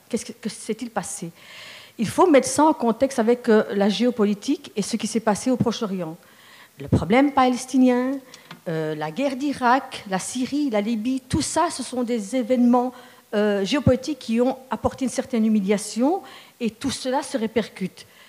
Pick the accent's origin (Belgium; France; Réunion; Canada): Belgium; Charleroi, Wallonia; je suis carolo de naissance, je suis née dans une famille d'origine marocaine